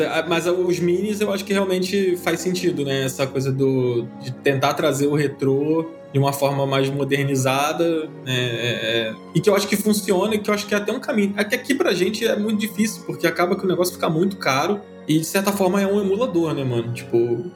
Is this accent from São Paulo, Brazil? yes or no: no; Rio de Janeiro, Brazil; num bairro que eu cresci aqui no Rio de Janeiro